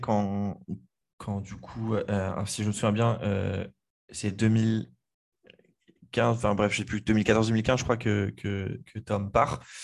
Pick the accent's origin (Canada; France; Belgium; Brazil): France; Le Mans, Pays de la Loire; je suis originaire du Mans, pas de, pas de Paris